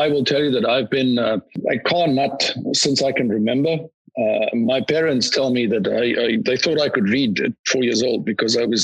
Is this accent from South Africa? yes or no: yes; South Africa; moved away; I'm a South African national